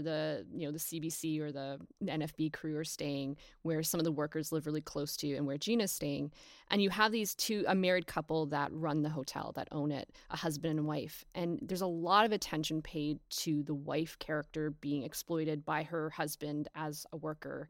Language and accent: English; Canada; as an English-speaking Canadian